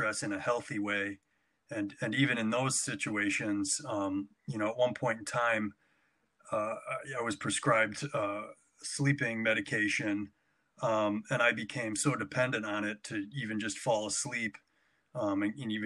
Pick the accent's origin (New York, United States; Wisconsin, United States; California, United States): New York, United States; Fairport; growing up in Fairport was great